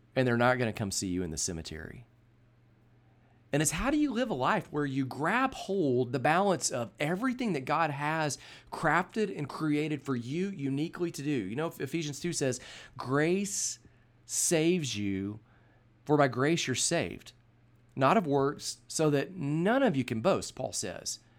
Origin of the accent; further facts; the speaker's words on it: Birmingham, Alabama, United States; also born or lived in Texas; we moved from Texas to Birmingham, Alabama, uh, from the summer of my fourth grade year to start my fifth grade year